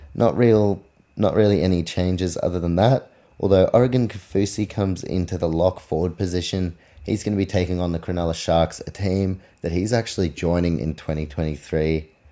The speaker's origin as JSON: {"language": "English", "country": "New Zealand", "said": "I'm from New Zealand"}